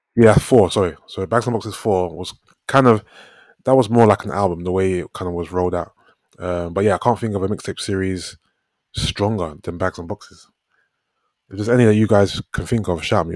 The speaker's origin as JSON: {"language": "English", "region": "London", "country": "United Kingdom", "said": "I'm from South London"}